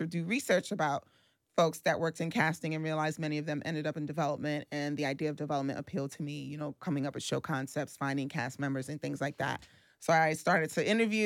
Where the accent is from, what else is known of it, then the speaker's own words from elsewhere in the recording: New York City, New York, United States; born and raised in Brooklyn from Flatbush